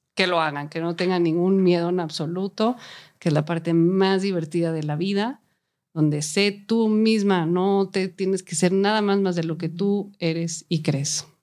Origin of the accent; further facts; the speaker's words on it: Mexico; first language Spanish; yo soy mexicana, me siento más cómodo trabajando aquí en mi propia lengua